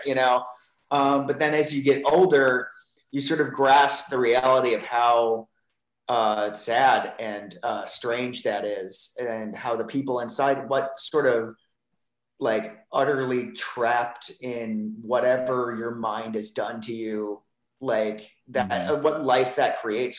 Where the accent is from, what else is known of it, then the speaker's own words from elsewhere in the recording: Ohio, United States; moved away; a house on the corner of the block where I grew up in Ohio